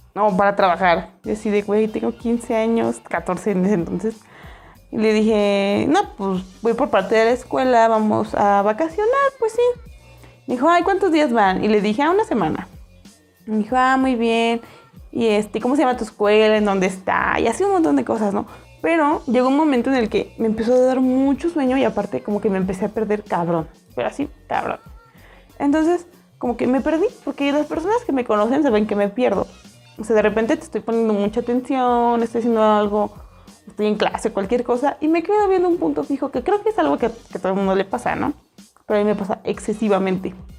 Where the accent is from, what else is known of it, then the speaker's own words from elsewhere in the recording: State of Mexico, Mexico; Y yo, ah, State of Mexico